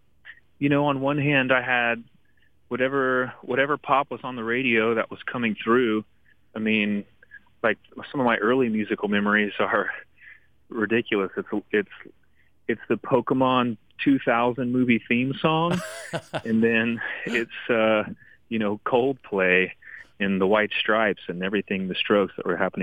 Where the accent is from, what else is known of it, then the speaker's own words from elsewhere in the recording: Dallas, Texas, United States; I was born and raised in Dallas, Texas